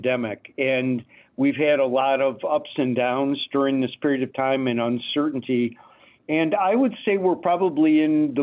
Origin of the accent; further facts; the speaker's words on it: Detroit, Michigan, United States; moved away; also born or lived in Phoenix, Arizona; I grew up in Detroit